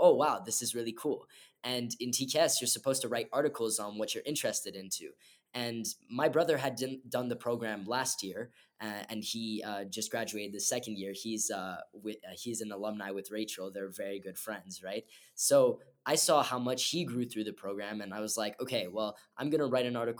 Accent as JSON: {"language": "English", "town": "Montreal", "region": "Quebec", "country": "Canada", "said": "I'm from Montreal"}